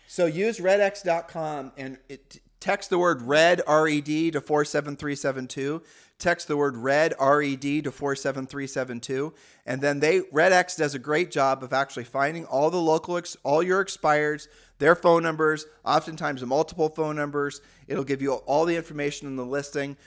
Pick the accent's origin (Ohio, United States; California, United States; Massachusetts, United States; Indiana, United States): Ohio, United States; moved away; we're from Ohio